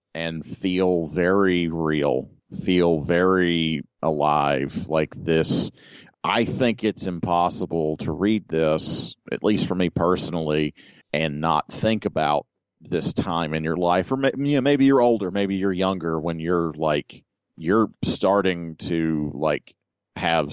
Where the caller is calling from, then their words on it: Florida, United States; it's the state I currently am calling home